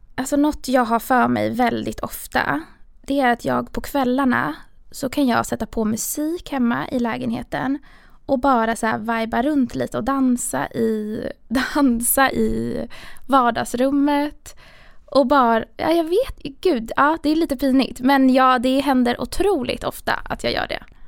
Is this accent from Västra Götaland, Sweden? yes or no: no; Stockholm, Stockholm County, Sweden; jag är uppväxt i, i Stockholm, ganska centralt